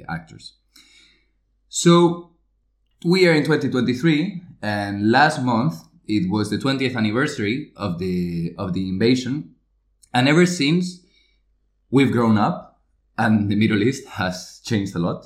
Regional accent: Spain; I'm from Spain.

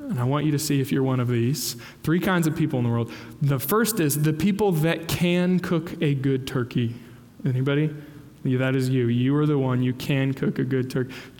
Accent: Kansas, United States; growing up in Kansas, kind of rural

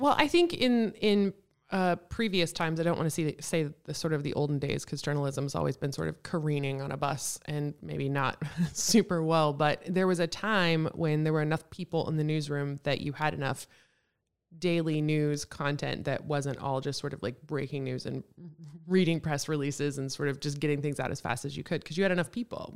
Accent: Texas, United States; moved away as an adult; also born or lived in Kenai Peninsula, Alaska; now in Juneau, United States; I'm from Texas.

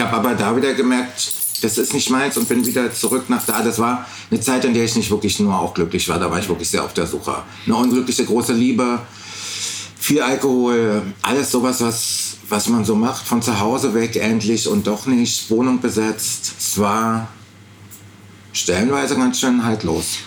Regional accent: East Germany, Germany; als Ostdeutscher

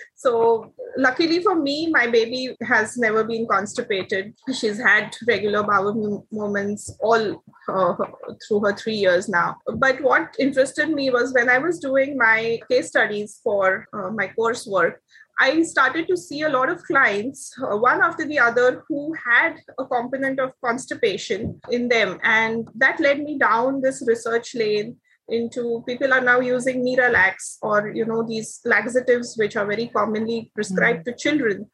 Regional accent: India; now in Taiwan; I am an Indian.

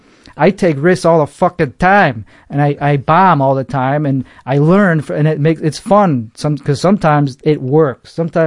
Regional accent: Chicago, Illinois, United States; accent: Chicago; like that I shouldn't lean into my accent

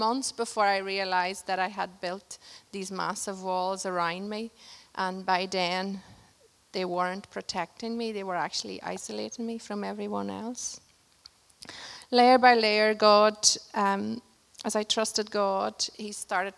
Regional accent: Portugal; moved away; we got a chance to go to Portugal, my home country

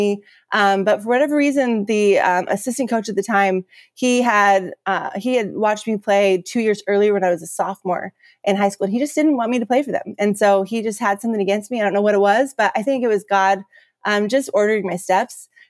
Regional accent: Pacific Northwest, west side of Washington State, United States; I'm from the Pacific Northwest and, on the west side of Washington State

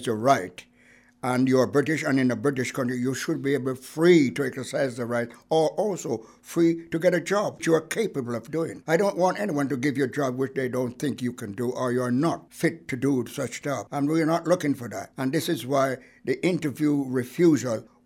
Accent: Saint Mary Parish, Jamaica; moved away as an adult; now in Bristol, United Kingdom; I am from Jamaica. I was born in parish of St. Mary.

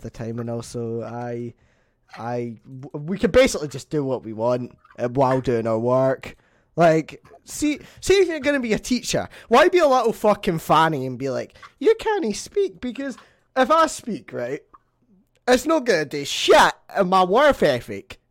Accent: Scotland, United Kingdom; I'm Scottish

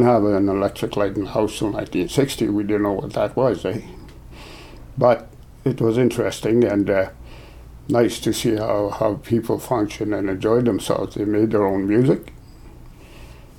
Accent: Fort Providence, Northwest Territories, Canada; I was born in Fort Providence, 1944. That's where the family's been there for years and years. And actually, I grew up in a very musical family

